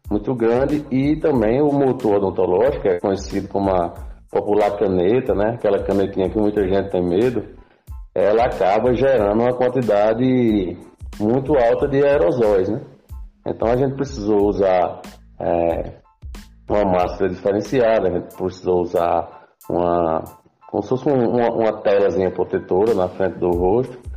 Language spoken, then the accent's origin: Portuguese; Tuparetama, Pernambuco, Brazil; also born or lived in Recife; now in Moreno, Brazil; Eu sou de Tuparetama, né? Sou conterrâneo de Pedro e vim morar em Recife já tem um tempo para poder estudar e acabei me graduando em odontologia pela Universidade Federal de Pernambuco e hoje eu resido em Morena, na cidade de Morena, aqui próximo do Recife